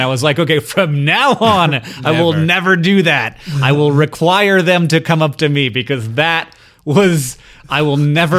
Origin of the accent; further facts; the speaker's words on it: Missoula, Montana, United States; I'm from Missoula, Montana, small town.